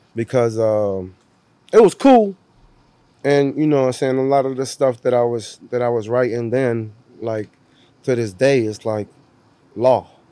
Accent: Cleveland, Ohio, United States; born or raised there; moved away; also born or lived in Puerto Rico / Florida

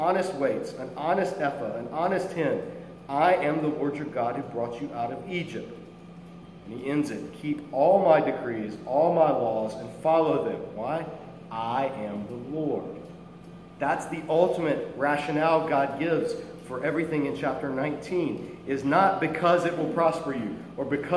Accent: Ireland; I'm Christian before I'm Irish

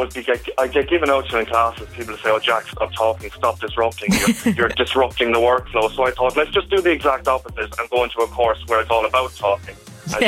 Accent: Clonmel, Tipperary, Ireland; I'm from Clonmel and I go to Rockwell College.

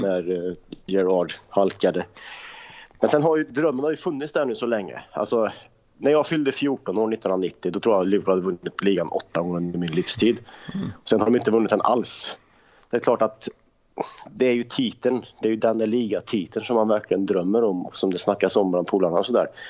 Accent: Värmland, Sweden; Farsan spelade fotboll i Östra Deje i division 4, division 5, division 6 hemma i Värmland

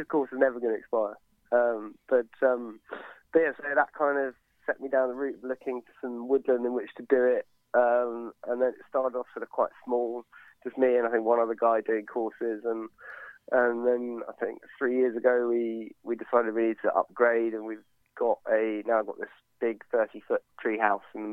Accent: Sussex, South East England, United Kingdom; also born or lived in London; I'm from Sussex originally, kind of grew up doing a lot of fishing and hunting.

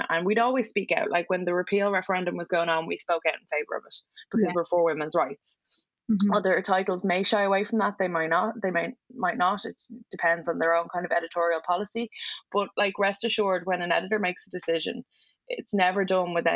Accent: Ireland; being white and being Irish

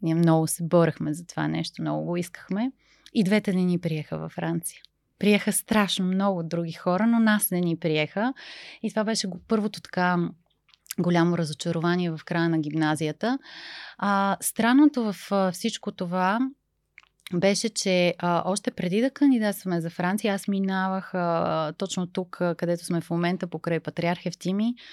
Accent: Bulgaria; Вие идвате от някъде другаде, откъде идвате? И аз казах, от България, защо?

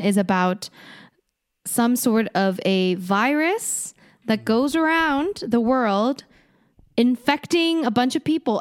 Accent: Canada; I'm Canadian

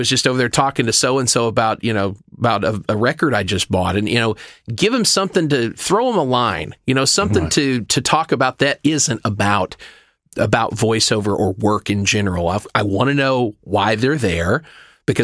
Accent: the South, United States; I am from the South. I do care.

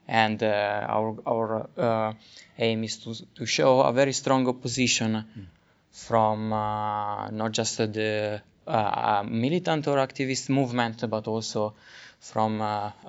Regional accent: Helsinki, Uusimaa, Finland; we are from Helsinki

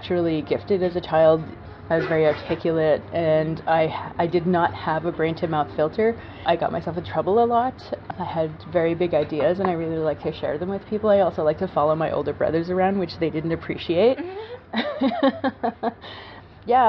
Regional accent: Peawanuck, Ontario, Canada; I come from Weenisk First Nation, which is a very small reserve on the Hudson Bay coast in northern Ontario. Is the second northernmost community, and there are only 250 people there. Or should I say, we are 250 strong. And it was a strange place growing up

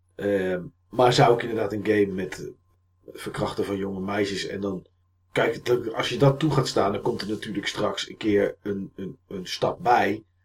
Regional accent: Enschede, Overijssel, Netherlands; bij ons in Enschede

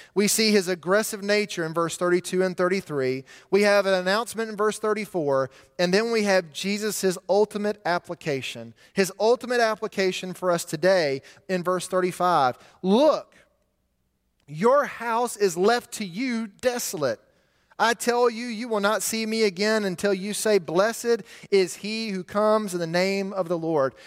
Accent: Montgomery, Alabama, United States; my hometown of Montgomery

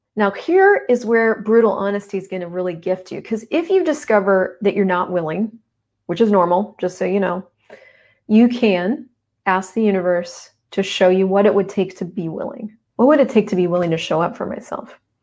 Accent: United States; moved away as an adult; now in Canada; I'm American. I moved up to Canada.

